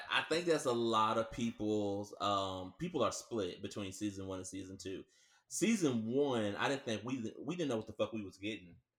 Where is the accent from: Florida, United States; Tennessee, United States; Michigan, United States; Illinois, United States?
Tennessee, United States; Nashville; also born or lived in Franklin, Tennessee; I was born in Nashville, and Williamson County, like Franklin, Brentwood, and all